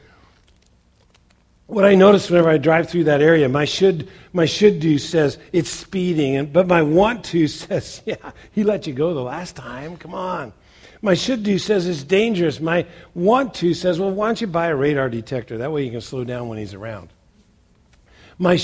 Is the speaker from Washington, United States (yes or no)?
no; Western Indiana, United States; moved away; I grew up in Western Indiana